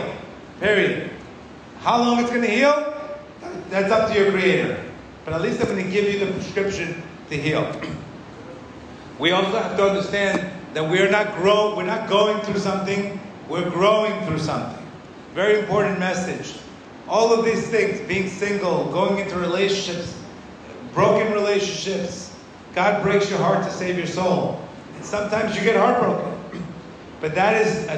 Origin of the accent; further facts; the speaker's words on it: Miami, Florida, United States; when I was 23, 24, growing up in Miami, completely lost